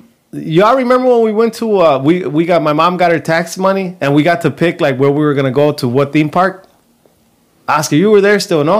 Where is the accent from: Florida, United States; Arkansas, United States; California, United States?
California, United States; Compton; moved away; It was badass growing up in Compton.